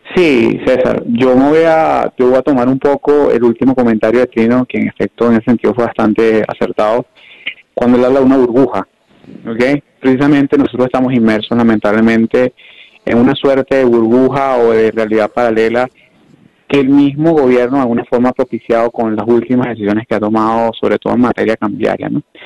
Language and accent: Spanish; Venezuela; los venezolanos que todavía estamos acá